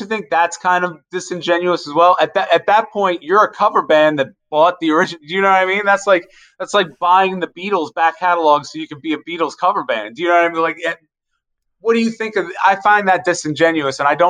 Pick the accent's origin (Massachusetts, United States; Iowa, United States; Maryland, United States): Maryland, United States; Carroll County; I grew up in Carroll County